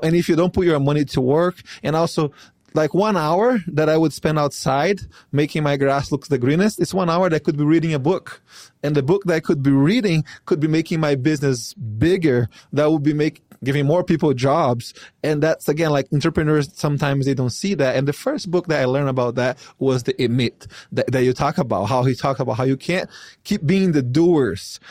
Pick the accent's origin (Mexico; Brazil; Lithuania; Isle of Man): Brazil; now in United States; here in the United States, I'm not from here. I'm from Brazil